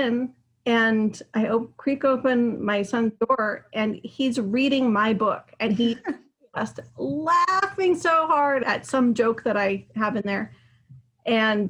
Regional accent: Pacific Northwest, United States; also born or lived in Hawaii; I grew up here in the Pacific Northwest

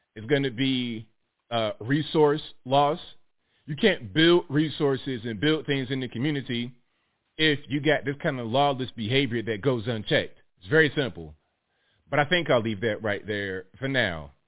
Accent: Virginia, United States; I'm from Virginia

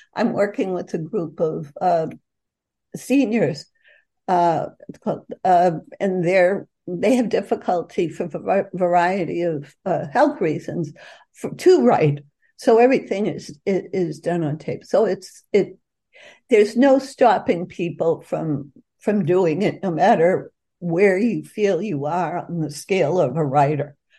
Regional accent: Boston, Massachusetts, United States; me growing up in the North End

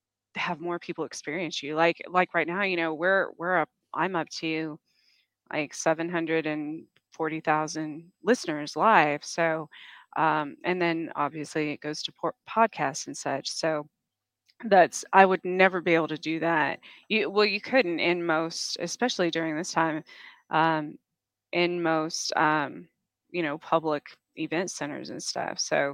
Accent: Roswell, New Mexico, United States; born there; I was born in outside of Roswell, New Mexico. So I've been teased about UFOs and such my entire life.

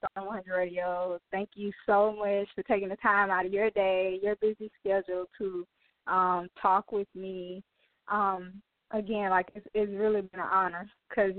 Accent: Alabama, United States; I have a lot of people, they don't think I'm from Alabama. They're like, there's no way possible you're from Alabama.

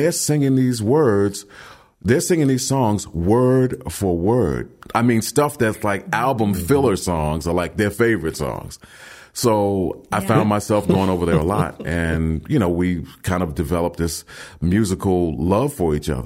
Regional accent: New York City, New York, United States; grew up in Brooklyn

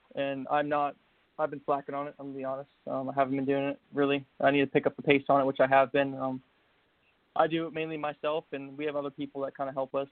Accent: Manassas, Virginia, United States; I grew up in Manassas, Virginia

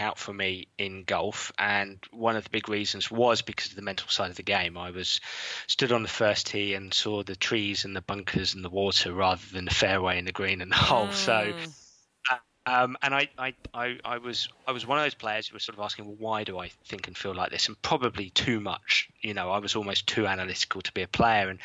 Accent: England, United Kingdom; being English

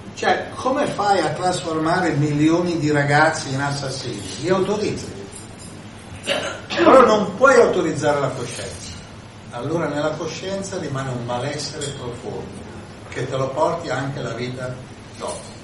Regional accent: Milan, Lombardy, Italy; uno da Milano, io vengo da Milano

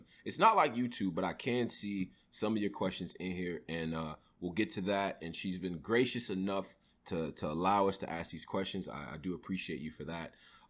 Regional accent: upstate New York, United States; I'm from upstate New York. So we got some weird accent going on too.

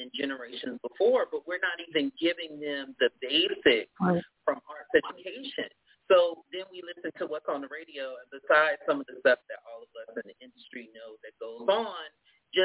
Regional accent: Norfolk, Virginia, United States; I was born in Norfolk, Virginia, but my family is from Virginia all the way down, you know, South.

